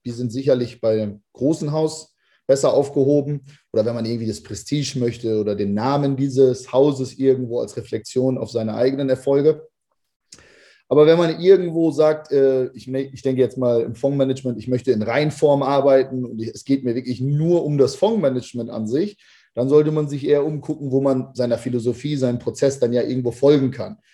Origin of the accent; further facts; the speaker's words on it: Lower Saxony, Germany; moved away as an adult; also born or lived in United States; Also ich komme ursprünglich aus Niedersachsen